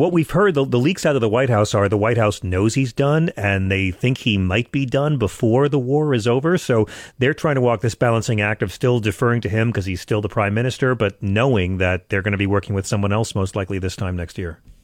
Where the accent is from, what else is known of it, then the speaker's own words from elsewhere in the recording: Long Island, New York, United States; now in Manhattan, United States; I come from Long Island